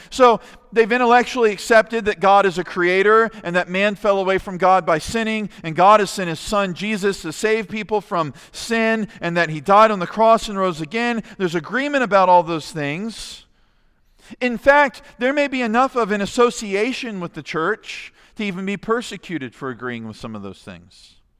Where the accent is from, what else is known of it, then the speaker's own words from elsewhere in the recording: United States; As American Christians